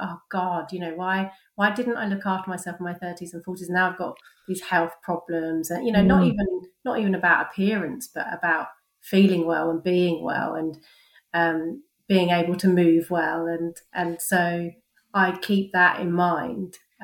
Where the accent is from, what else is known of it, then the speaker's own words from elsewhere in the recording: London, United Kingdom; moved away as an adult; now in Cheltenham, United Kingdom; I was born and bred in London, but I moved to Cheltenham 10 years ago